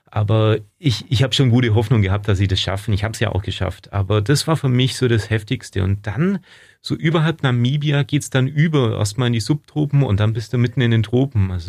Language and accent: German; Ulm, Baden-Württemberg, Germany; born there; Und Spätzle, weil ich halt einfach ein Schwabe bin. Ich bin hier aus in Ulm geboren